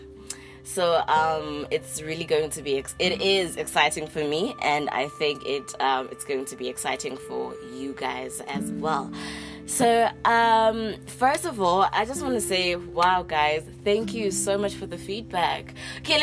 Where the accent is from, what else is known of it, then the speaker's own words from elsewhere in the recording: South Africa; you are from my home country, SA